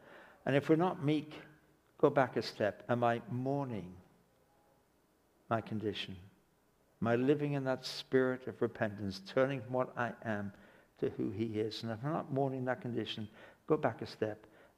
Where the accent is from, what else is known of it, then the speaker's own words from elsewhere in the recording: England, United Kingdom; now in Canada; I can go back to live in England. I can backslide and go back to England. But I'm a Canadian citizen for the rest of my life